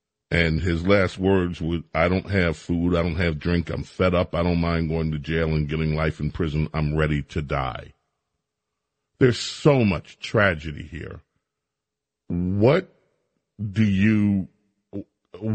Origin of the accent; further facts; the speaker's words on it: New York City, New York, United States; I grew up in Queens.